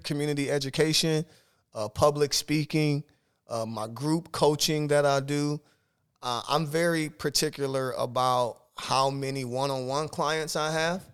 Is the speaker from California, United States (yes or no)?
no; Omaha, Nebraska, United States; moved away as an adult; now in South Dakota, United States; I'm from Omaha, Nebraska